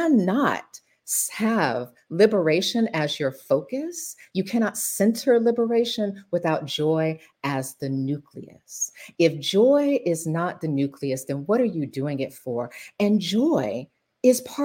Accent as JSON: {"language": "English", "town": "Macon", "region": "Georgia", "country": "United States", "tie": "born or raised there", "said": "growing up in Macon"}